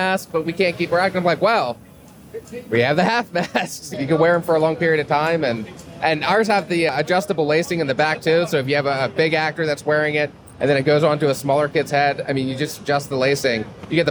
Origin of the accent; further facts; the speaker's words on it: Lancaster, Pennsylvania, United States; I'm from Pennsylvania, so we have I'm from Lancaster, so it's very Amish, cornfields, all that good stuff